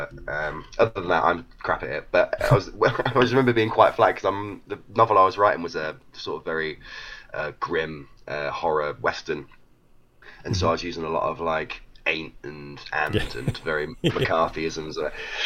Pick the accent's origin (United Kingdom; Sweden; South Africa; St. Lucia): United Kingdom; Leicester, East Midlands; I'm from Leicester in the UK